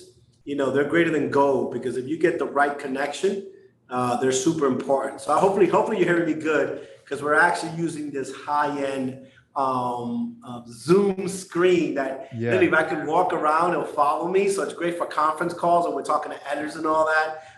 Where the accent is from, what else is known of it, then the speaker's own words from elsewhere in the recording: New York City, New York, United States; growing up in New York, a Puerto Rican